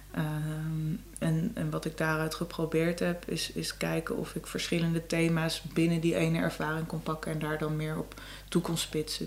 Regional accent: Amsterdam, North Holland, Netherlands; first language Dutch; ik ben geboren in de Jordaan, ik ben echt een Amsterdamse

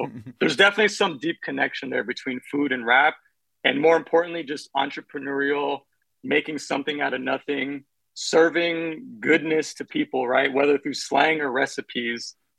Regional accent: Bay Area, California, United States; moved away as an adult; I grew up in the Bay Area, you know, listening to Bay Area rap in the 90s, and my parents are Mexican immigrants

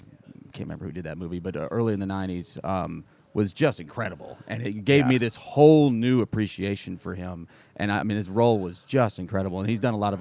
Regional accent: Oceanside, California, United States; moved away; I'm from originally Oceanside, California, just outside of San Diego

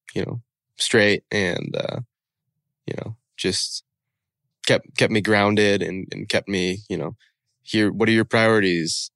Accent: the Northwest, Pacific Northwest, United States; I'd known growing up in the Northwest

